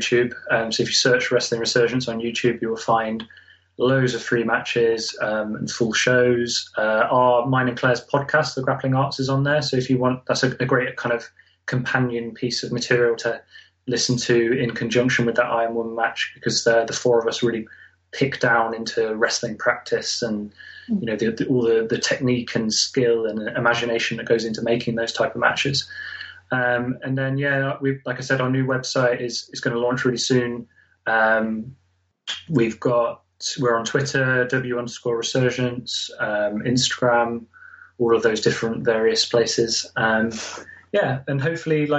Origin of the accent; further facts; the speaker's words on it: Nottingham, East Midlands, United Kingdom; I'm from Nottingham. I live in Nottingham